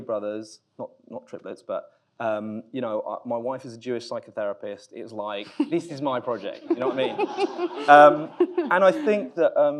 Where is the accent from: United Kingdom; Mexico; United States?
United Kingdom; I'm British